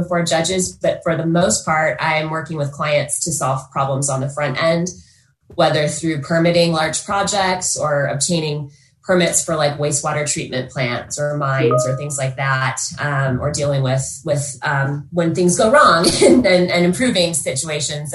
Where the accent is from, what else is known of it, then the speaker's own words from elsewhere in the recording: Utah, United States; also born or lived in Colorado; I grew up here in Utah and moved to Colorado